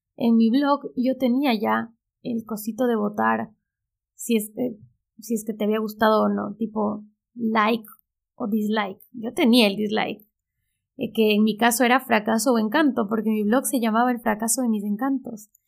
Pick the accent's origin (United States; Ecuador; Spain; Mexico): Ecuador; moved away as an adult; now in Buenos Aires, Argentina; Soy ecuatoriana.